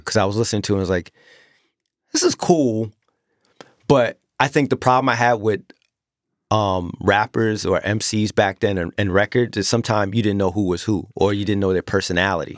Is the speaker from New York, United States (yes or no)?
yes; New York City, New York, United States; moved away; also born or lived in Long Island; I'm from Queens